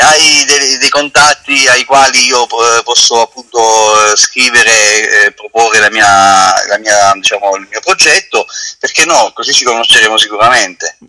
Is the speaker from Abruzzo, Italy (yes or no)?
yes; Roseto degli Abruzzi, Abruzzo, Italy; io sono di Roseto